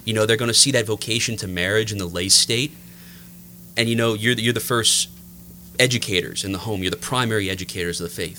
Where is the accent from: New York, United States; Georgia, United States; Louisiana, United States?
Louisiana, United States; New Iberia; I'm uh, thoroughly from the Lafayette area. I grew up in New Iberia